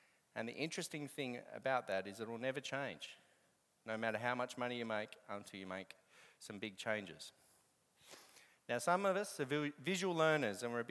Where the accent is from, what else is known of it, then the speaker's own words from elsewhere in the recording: Australia; But I'm Australian